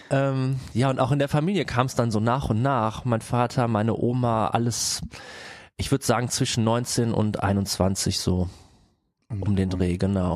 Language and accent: German; Bergheim, North Rhine-Westphalia, Germany; now in Cologne, Germany; komme eigentlich aus Bergheim und wir wohnen jetzt zu viert